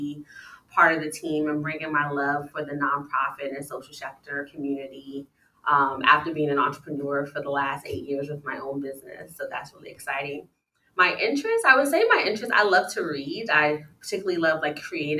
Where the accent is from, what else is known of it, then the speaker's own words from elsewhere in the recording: New York City, New York, United States; I grew up in the South Bronx in housing projects.